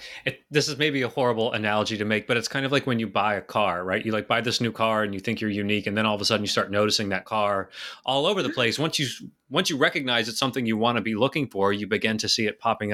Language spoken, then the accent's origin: English; Texas, United States; now in Florida, United States; I was born and raised in Texas.